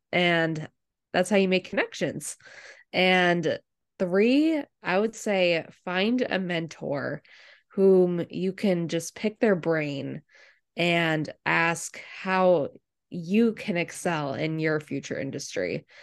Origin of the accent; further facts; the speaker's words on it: Medfield, Massachusetts, United States; I grew up in the m, really mean, ugly town of Medfield, Massachusetts